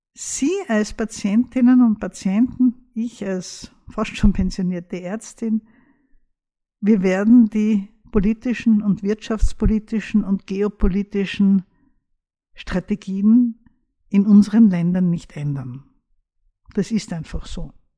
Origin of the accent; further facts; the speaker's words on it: Austria; bei uns in Österreich